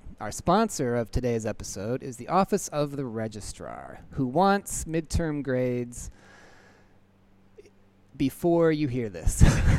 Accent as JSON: {"language": "English", "town": "Indianapolis", "region": "Indiana", "country": "United States", "tie": "born or raised there", "moved": "yes"}